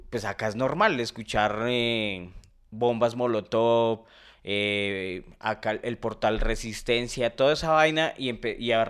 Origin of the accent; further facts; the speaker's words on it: Colombia; ¿cómo niego que soy colombiano? O sea, ¿cómo, o sea, yo amo mi país